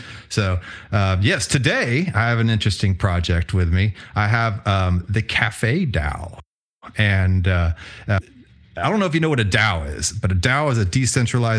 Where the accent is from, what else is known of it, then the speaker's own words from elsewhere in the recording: Houston, Texas, United States; also born or lived in Tulsa, Oklahoma; I was born and raised in Houston, Texas. Spent as a child a little bit of time in Tulsa, Oklahoma, but mostly Houston.